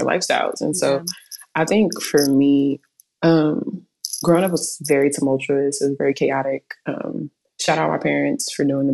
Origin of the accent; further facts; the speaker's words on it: Inglewood, California, United States; moved away as an adult; now in Austin, United States; I'm born and raised in Inglewood, California